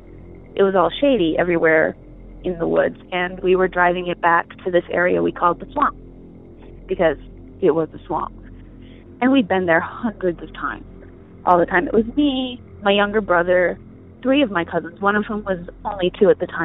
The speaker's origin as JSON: {"language": "English", "region": "Michigan", "country": "United States", "tie": "born or raised there", "said": "when I was growing up in Michigan, in the lower peninsula, but the upper part"}